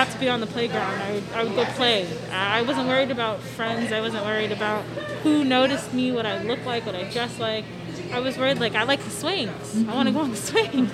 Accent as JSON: {"language": "English", "region": "south side of Washington", "country": "United States", "tie": "born or raised there", "said": "grew up in kind of like the south side of Washington"}